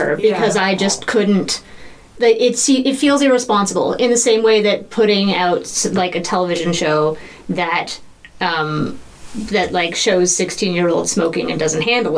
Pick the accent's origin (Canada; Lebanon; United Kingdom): Canada; Ottawa, Ontario; now in Newfoundland, Canada; I grew up in Ottawa